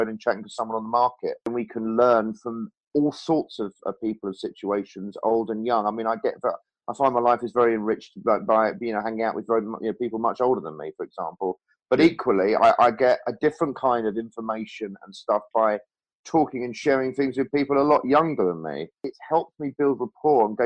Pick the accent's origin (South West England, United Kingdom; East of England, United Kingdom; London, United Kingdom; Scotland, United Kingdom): East of England, United Kingdom; Norfolk; when I was actually in Norfolk, sort of from about 7 to 18, and when I was at school there at 13